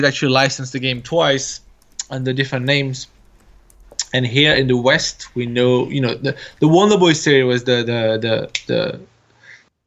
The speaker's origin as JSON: {"language": "English", "country": "France", "tie": "born or raised there", "also_born_or_lived": "England", "moved": "as an adult", "said": "I was raised in France"}